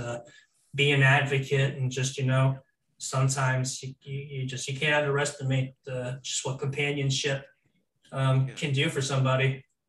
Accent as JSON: {"language": "English", "region": "Florida", "country": "United States", "tie": "born or raised there", "said": "I grew up in Florida pretty much my entire life"}